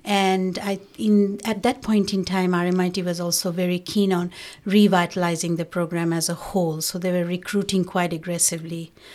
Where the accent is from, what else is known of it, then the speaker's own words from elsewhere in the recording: Bangladesh; now in Australia; I was from Bangladesh